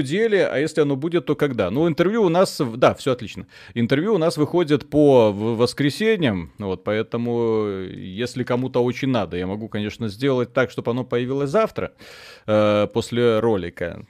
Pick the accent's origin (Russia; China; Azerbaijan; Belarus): Belarus; как и все белорусы, днем работаем, честно, законопослушно